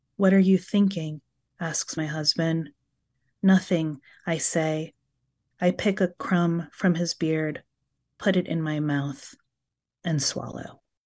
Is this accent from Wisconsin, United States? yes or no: no; New York City, New York, United States; As a child growing up in Brooklyn